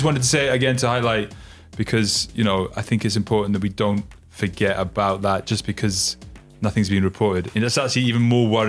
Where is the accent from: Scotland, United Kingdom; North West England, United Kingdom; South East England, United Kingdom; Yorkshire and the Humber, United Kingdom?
Scotland, United Kingdom; I am actually Scottish, even though the people don't believe me that I am Scottish.